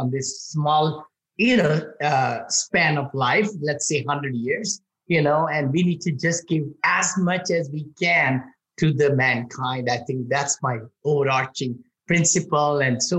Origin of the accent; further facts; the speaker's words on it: India; moved away as an adult; now in United States; when I was growing up in India